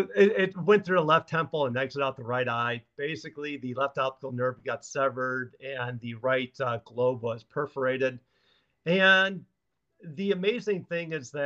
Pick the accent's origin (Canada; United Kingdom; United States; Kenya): United States; Chicago, Illinois; moved away as an adult; now in Lawrence, United States; Originally, I'm from South Side of Chicago